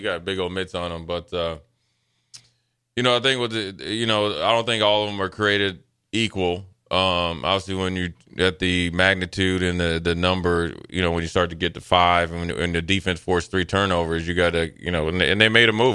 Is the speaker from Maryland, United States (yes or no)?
yes; Maryland, United States; I'm from Maryland